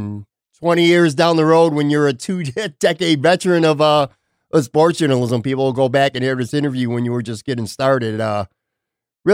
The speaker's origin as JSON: {"language": "English", "town": "Buffalo", "region": "New York", "country": "United States", "tie": "born or raised there", "moved": "as an adult", "lives_now": "Florida, United States", "said": "I live in Florida now, but I was born and raised in Buffalo, spent most of my life there."}